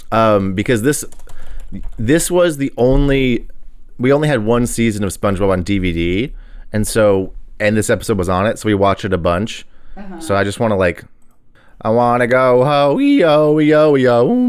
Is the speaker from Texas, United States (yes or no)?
yes; Texas, United States; I'm from Texas.